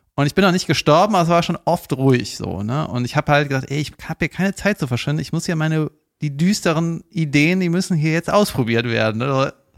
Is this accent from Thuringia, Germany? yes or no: no; Cologne, North Rhine-Westphalia, Germany; sage ich jetzt als Kölner